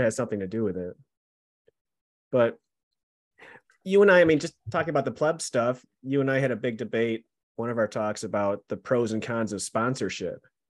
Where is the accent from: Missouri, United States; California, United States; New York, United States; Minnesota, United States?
New York, United States; Buffalo; accent: Buffalo; my Buffalo accent